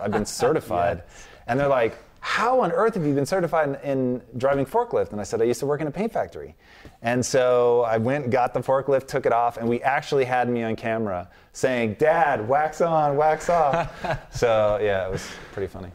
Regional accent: Tacoma, Washington, United States; I grew up in Tacoma, Washington

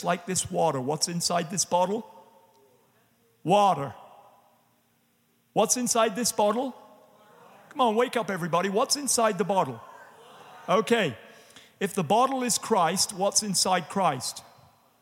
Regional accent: England, United Kingdom; now in United States; as we would say in England

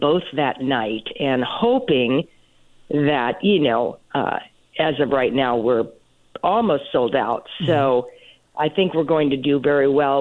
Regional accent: Portland, Oregon, United States; moved away as an adult; also born or lived in Los Angeles / Las Vegas; I started when I was 10 professionally in Portland, Oregon, which is my hometown

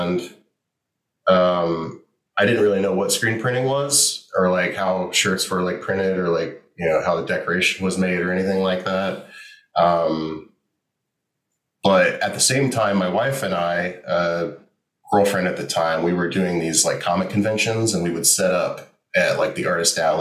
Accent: Tampa, Florida, United States; now in Orlando, United States; I'm born and raised Floridian.

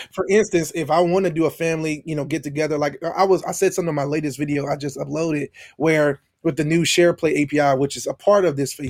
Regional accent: Baton Rouge, Louisiana, United States; I am from Baton Rouge, Louisiana.

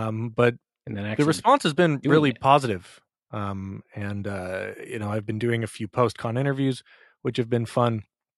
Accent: Minnesota, United States; moved away as an adult; now in New York, United States; I grew up in Minnesota. I lived there for 30 years before moving to New York.

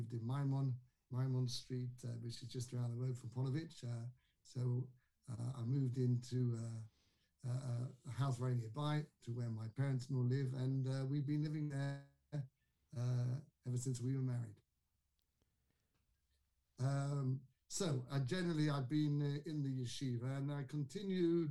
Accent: London, United Kingdom; moved away; I was brought up in London, in a town called Kingsbury, one of the suburbs of London.

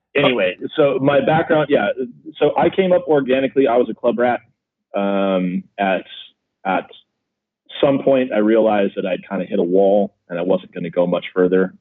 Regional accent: Midwest, United States; now in San Diego, United States; I grew up in the Midwest

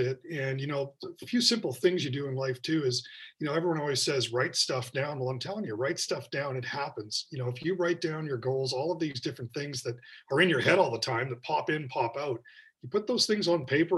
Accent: Victoria, British Columbia, Canada; Growing up in Victoria was great

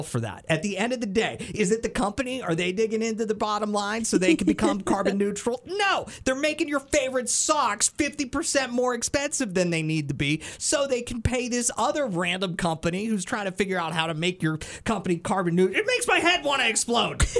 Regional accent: central Pennsylvania, United States; now in Mississippi, United States; My home state is Pennsylvania.

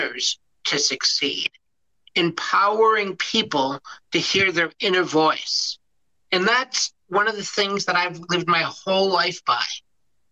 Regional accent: Chicago, Illinois, United States; also born or lived in Michigan State University / outside Detroit, Michigan; now in Detroit, United States; I grew up in Chicago, and my first job was as a teacher

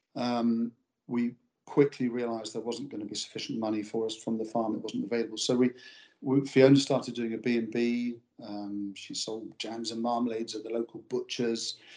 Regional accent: Pinner, London, United Kingdom; moved away as an adult; now in Kippen, United Kingdom; I grew up in um, Pinner, which is a suburb of London.

